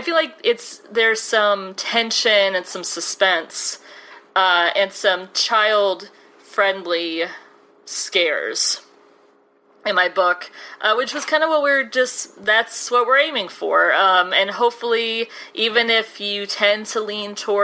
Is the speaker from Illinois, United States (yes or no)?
yes; Chicago, Illinois, United States; my hometown of Chicago